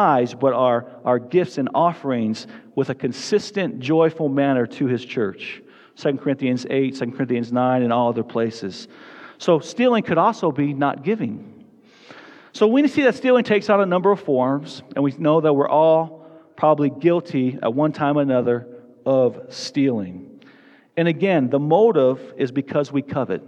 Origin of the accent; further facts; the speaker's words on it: Tucson, Arizona, United States; now in Fort Collins, United States; I grew up in Tucson, Arizona.